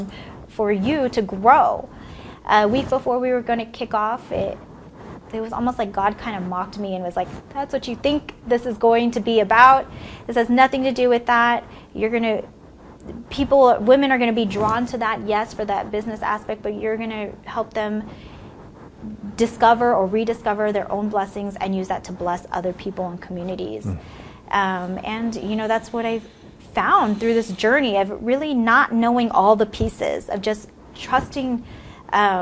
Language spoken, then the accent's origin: English; San Francisco Bay Area, California, United States; moved away as an adult; I'm from the San Francisco Bay Area, from a little town about 50 miles, I guess, east of San Francisco. I actually lived in the Bay Area pretty much all my life, except for the last few years.